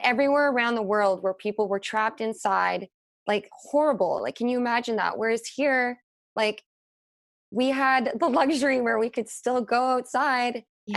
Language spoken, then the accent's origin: English; Whistler, British Columbia, Canada; also born or lived in London; now in Vancouver, Canada; growing up in Whistler